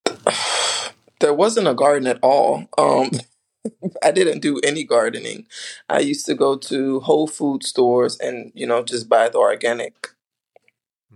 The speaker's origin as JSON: {"language": "English", "country": "U.S. Virgin Islands", "moved": "yes", "said": "I'm from the islands, I'm from St. Thomas."}